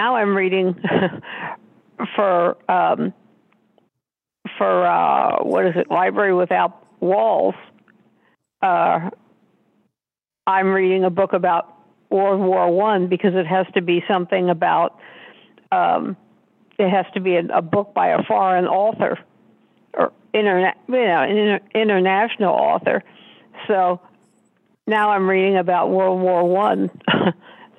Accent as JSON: {"language": "English", "town": "Philadelphia", "region": "Pennsylvania", "country": "United States", "moved": "yes", "said": "I was originally from Philadelphia"}